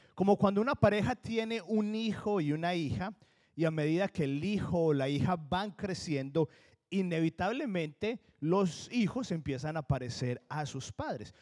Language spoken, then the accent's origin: Spanish; Colombia; accent: Colombian; now in New Jersey, United States; sigo teniendo el acento de colombiano